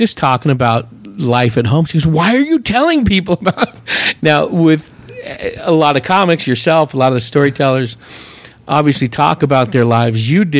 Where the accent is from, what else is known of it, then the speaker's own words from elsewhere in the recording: San Francisco Bay Area, California, United States; moved away as an adult; also born or lived in Hayward, California; now in Prescott, United States; And I'm originally from the San Francisco Bay Area of a small town of 150,000.